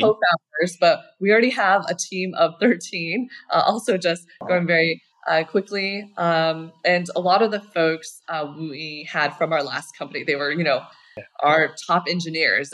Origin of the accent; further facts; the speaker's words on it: Colorado, United States; moved away as an adult; also born or lived in Berkeley, California; I grew up in Colorado